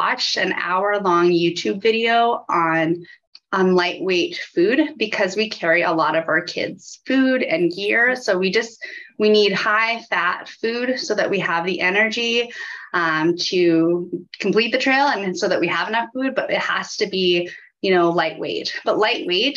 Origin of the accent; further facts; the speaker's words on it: Saskatoon, Saskatchewan, Canada; I grew up in Saskatoon, and I feel like that's so different compared to some of the mountain areas